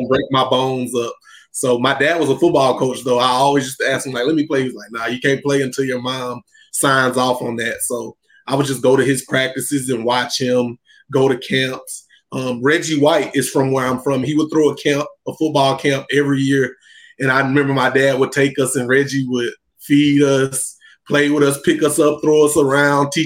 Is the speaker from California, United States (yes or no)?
no; Chattanooga, Tennessee, United States; I was born and raised in Chattanooga, Tennessee